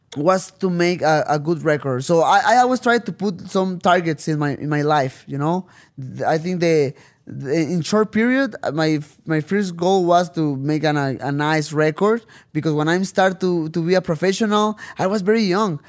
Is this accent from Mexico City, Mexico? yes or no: no; Tijuana, Baja California, Mexico; first language Spanish; English is a second language; I came back to Tijuana